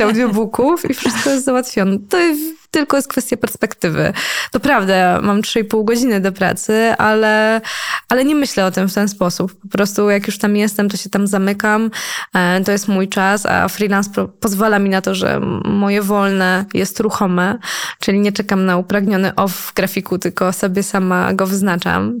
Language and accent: Polish; Poland; accent: Slavic; byłam jedyną Polką, więc wszyscy byli zachwyceni moim słowiańskim akcentem.